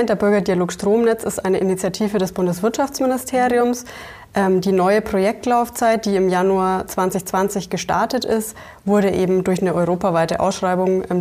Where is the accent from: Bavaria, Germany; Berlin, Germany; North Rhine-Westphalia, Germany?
Bavaria, Germany; Fürth; Also ich komme gebürtig aus Mittelfranken, ähm, Fürth, um es genau zu sagen, und bin somit aus, ja, aus wirklich aus dem Zentrum